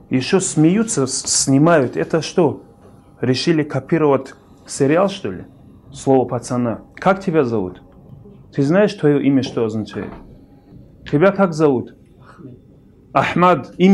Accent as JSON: {"language": "Russian", "region": "Dagestan", "country": "Russia", "said": "как дагестанец, как горец"}